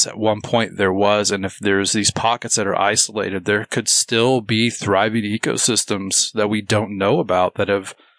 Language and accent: English; Olney, Illinois, United States; I was born in Olney, which is home of the white squirrels